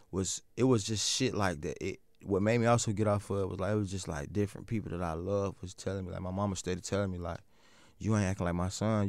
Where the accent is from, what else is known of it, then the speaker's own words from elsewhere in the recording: the South, United States; I'm also from the South